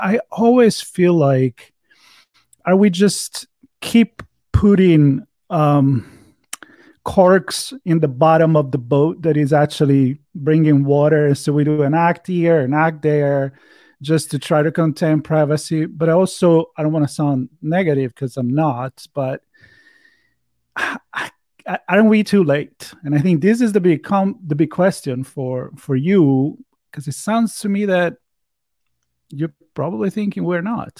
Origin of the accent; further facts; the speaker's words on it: Florence, Tuscany, Italy; now in United States; me, even if I've been living in the U.S. for such a long time, I'm from Florence, Italy, European, and when I go over there